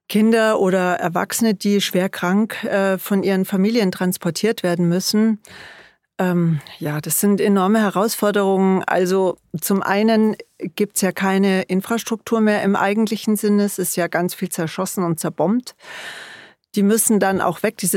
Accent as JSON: {"language": "German", "region": "Bavaria", "country": "Germany", "said": "vor allen Dingen in Bayern natürlich, wo ich herkomme und wo wir auch selber tätig sind"}